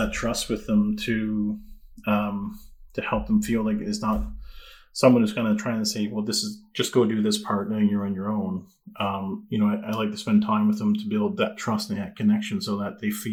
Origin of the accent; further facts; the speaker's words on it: Newfoundland and Labrador, Canada; growing up in Newfoundland